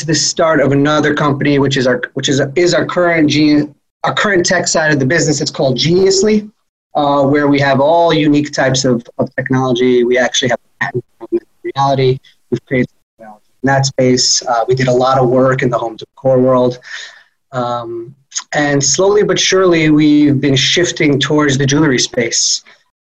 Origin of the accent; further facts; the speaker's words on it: New York City, New York, United States; I'm originally from Queens, New York